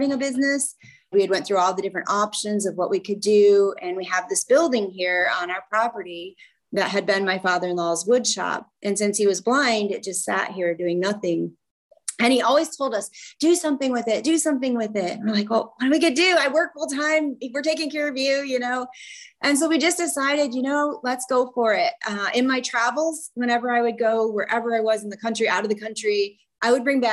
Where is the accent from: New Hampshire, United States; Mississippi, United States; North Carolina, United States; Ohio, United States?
Ohio, United States; Northwest; I am from Northwest Ohio